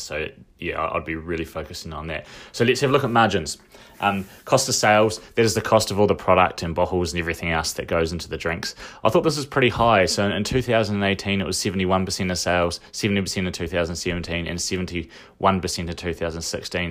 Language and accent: English; Dunedin, Otago, New Zealand; also born or lived in United Kingdom; I knew some alcoholics when I was growing up in Dunedin